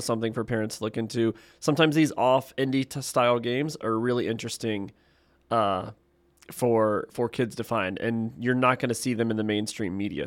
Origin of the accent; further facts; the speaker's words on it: Ohio, United States; now in Texas, United States; I'm from Texas, originally from Ohio